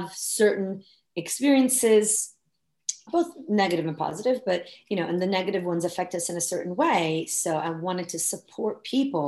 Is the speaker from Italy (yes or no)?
yes; Italy; moved away as an adult; now in United States; I was born and raised in Italy, and I came to the US when I was 20.